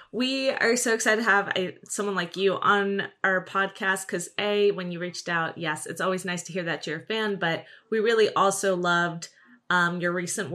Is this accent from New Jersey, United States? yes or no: yes; New Jersey, United States; I'm from New York, because they might not know what New Jersey is